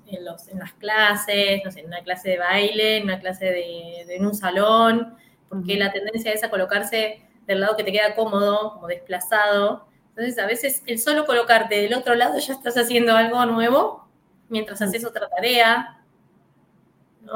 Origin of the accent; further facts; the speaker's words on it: Mercedes / Trenque Lauquen, Buenos Aires Province, Argentina; now in Buenos Aires, Argentina; la provincia de Buenos Aires, acá en Argentina, que es Mercedes y Trenquelauquen. Es mi ciudad natal